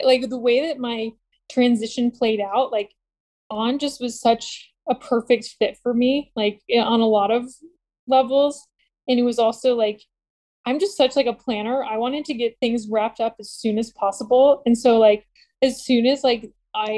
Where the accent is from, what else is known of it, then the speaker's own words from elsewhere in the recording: Buffalo, New York, United States; moved away as an adult; I was born in Buffalo